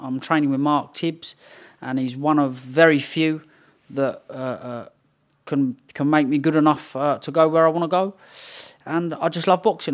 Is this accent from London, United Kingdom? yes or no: yes; London, United Kingdom; moved away; also born or lived in Potters Bar, Hertfordshire; East London and Romford is what I was brought up in, and then we moved over to Potter's Bar.